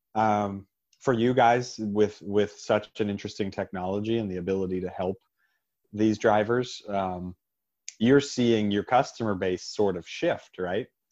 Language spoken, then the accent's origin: English; Pittsburgh, Pennsylvania, United States; in my hometown, part of the Pittsburgh network